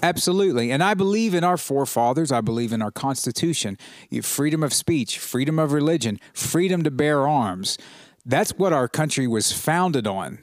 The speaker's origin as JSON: {"language": "English", "country": "United States", "said": "as an American, as a proud American"}